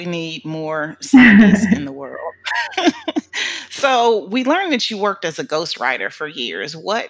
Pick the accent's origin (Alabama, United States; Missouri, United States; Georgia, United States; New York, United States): Missouri, United States; St. Louis; I am someone from St. Louis that loves to make gumbo.